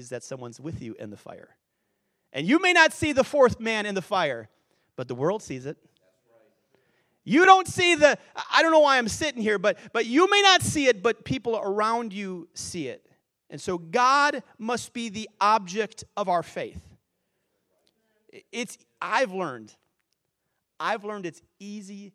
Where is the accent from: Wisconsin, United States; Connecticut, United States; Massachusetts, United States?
Wisconsin, United States; I grew up in Wisconsin